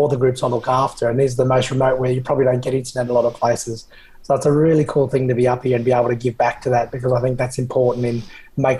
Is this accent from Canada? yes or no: no; Australia; As Australians